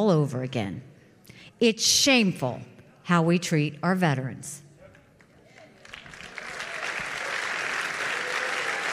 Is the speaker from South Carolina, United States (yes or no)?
yes; Bamberg, South Carolina, United States; growing up in Bamberg, South Carolina.